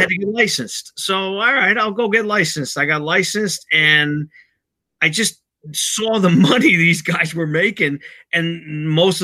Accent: Bayonne, New Jersey, United States; I'm originally from Bayonne

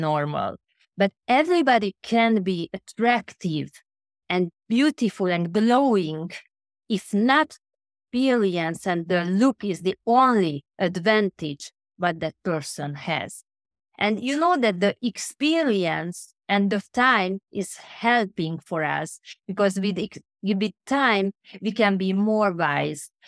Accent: Budapest, Hungary; now in London, United Kingdom; now at the moment I'm in London, but originally I came from Budapest, which is a small country Hungary

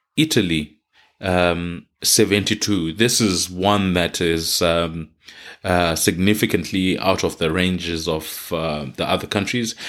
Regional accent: Zimbabwe; now in Queensland, Australia; my home country, Zimbabwe

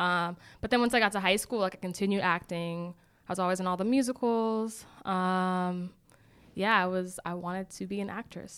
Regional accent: Boston, Massachusetts, United States; moved away as an adult; also born or lived in Decatur, Georgia; I am originally from Boston, Massachusetts.

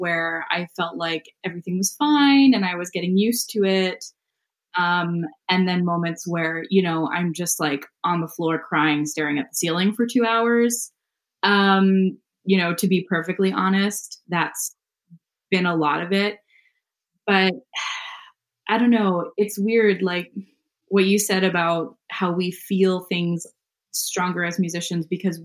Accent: Calgary, Alberta, Canada; moved away; I'm from Calgary originally.

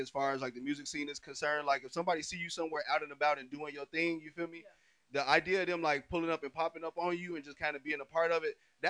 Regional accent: Chicago, Illinois, United States; I'm from Chicago too.

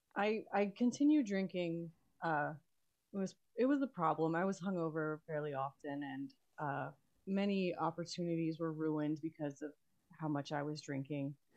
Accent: Texas, United States; also born or lived in Queens, New York / Florida; and then we moved to Texas, and I grew up here.

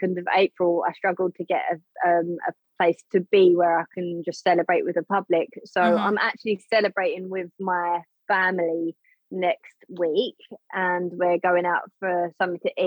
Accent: United Kingdom; I am British

